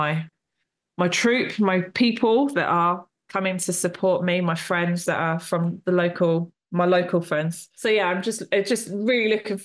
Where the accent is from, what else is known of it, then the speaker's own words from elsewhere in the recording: Portsmouth, South East England, United Kingdom; my hometown one, my Portsmouth one